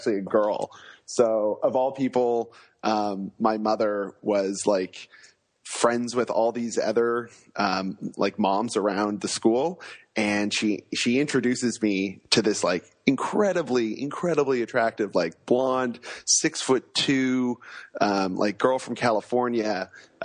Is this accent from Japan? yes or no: no; Vancouver, British Columbia, Canada; moved away as an adult; also born or lived in Australia; I grew up in Vancouver on the other side of the country.